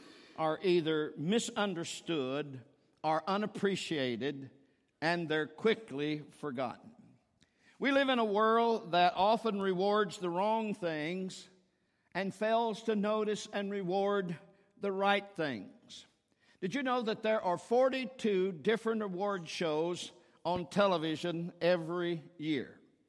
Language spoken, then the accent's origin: English; Cincinnati, Ohio, United States; I'm visiting my family. I'm here. I'm from Cincinnati. I graduated from the University of Cincinnati. I'm a Bearcat.